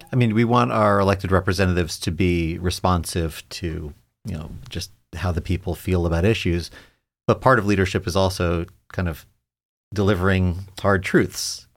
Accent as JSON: {"language": "English", "region": "New York", "country": "United States", "moved": "yes", "lives_now": "Ohio, United States", "said": "I'm a New Yorker"}